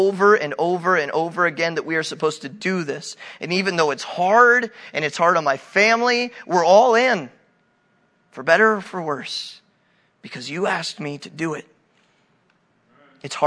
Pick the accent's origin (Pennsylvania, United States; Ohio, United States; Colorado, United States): Ohio, United States; New Philadelphia; moved away as an adult; now in Hungary; my hometown of New Philly